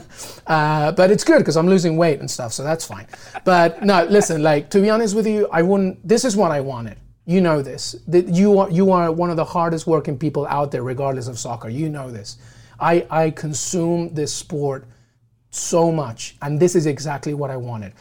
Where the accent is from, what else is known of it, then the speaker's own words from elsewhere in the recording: London, United Kingdom; also born or lived in Peru; now in New York, United States; I'm Peruvian, but I grew up in England, and I grew up very close to Highbury.